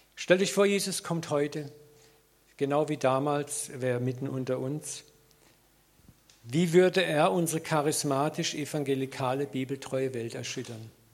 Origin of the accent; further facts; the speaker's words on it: Germany; als Deutsche